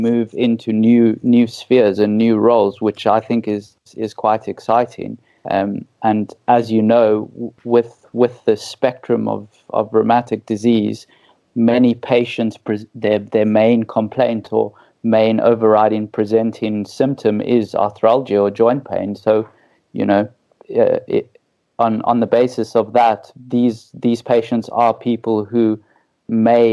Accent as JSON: {"language": "English", "country": "South Africa", "also_born_or_lived": "Middle East", "accent": "South African", "moved": "as an adult", "lives_now": "United Kingdom", "said": "your listeners can tell by my wonderful accent that I'm South African"}